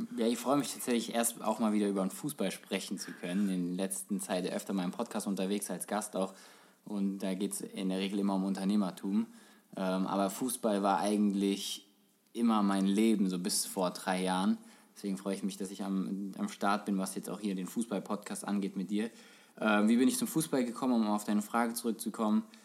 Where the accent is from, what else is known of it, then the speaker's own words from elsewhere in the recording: Frankfurt, Hesse, Germany; als Kind halt, als Frankfurter Junge warst du schon irgendwie Eintracht-Fan